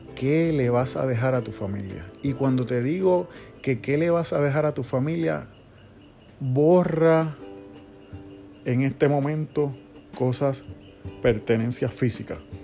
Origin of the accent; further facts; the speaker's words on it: Puerto Rico; Humacao queda en el este de nuestra isla